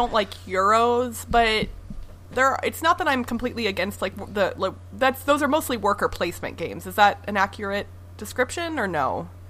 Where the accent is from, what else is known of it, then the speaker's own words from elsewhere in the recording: Midwest, United States; I grew up in the Midwest, so I feel like that should be in my blood to some extent, even though I grew up in the city, but I'll have to go back to my Missouri and Iowa roots